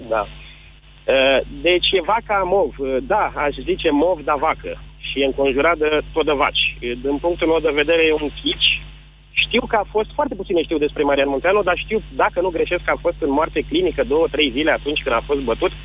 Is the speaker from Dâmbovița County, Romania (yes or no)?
yes; Târgoviște, Dâmbovița County, Romania; sunt din Târgoviște